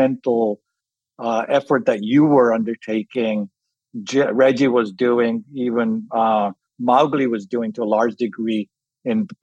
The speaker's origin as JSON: {"language": "English", "region": "London", "country": "United Kingdom", "tie": "born or raised there", "also_born_or_lived": "Kenya", "said": "I grew up in England, in London from 5"}